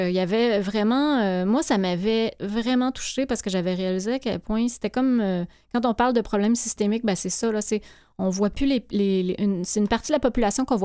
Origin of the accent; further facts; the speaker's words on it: Abitibi-Témiscamingue, Quebec, Canada; c'est ma région d'origine. ici, Abitibi-Témiscamingue